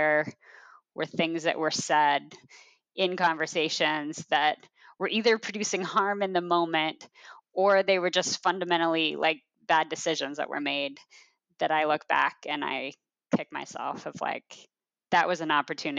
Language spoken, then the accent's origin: English; Portland, Oregon, United States; also born or lived in Chicago; now in Portland, United States; I grew up in Portland